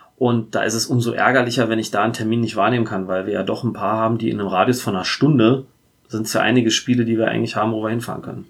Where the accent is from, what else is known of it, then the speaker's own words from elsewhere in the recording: Berlin, Germany; moved away as an adult; now in Rhein-Main area, Germany; ich bin geboren in Berlin-Neukölln, bin dann aufgewachsen äh, in Tempelhof